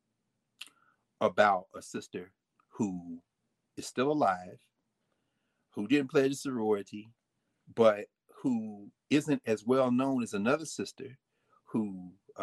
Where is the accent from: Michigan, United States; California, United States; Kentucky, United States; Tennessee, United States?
Tennessee, United States; Nashville; I'm an African born from Nashville, Tennessee